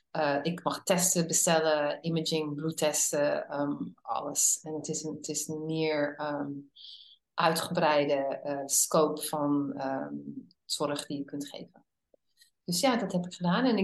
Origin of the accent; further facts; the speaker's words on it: Netherlands; born there; moved away; also born or lived in United States / Hungary; ik ben een Nederlandse geboren eh, vrouw die al 37 jaar in het buitenland heeft gewoond. En eh, het grootste gedeelte daarvan in Amerika.